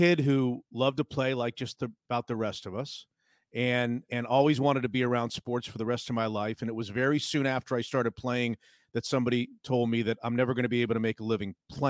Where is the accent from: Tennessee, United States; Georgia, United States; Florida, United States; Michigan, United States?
Florida, United States; Palm Beach County; I grew up in Palm Beach County, Florida, which is about 90 minutes north of Miami. And I grew up in the 70s there.